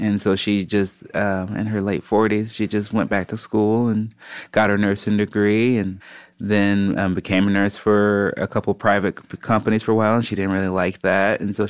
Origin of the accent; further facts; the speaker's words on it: Chicago, Illinois, United States; growing up in Chicago